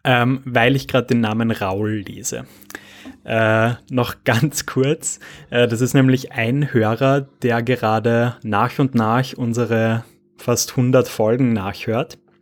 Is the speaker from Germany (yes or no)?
no; Austria; bei uns in Österreich schon